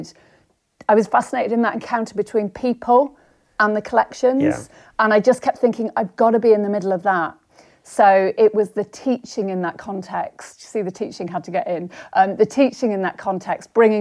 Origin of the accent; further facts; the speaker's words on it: Somerset, South West England, United Kingdom; moved away as an adult; also born or lived in London; I grew up in Somerset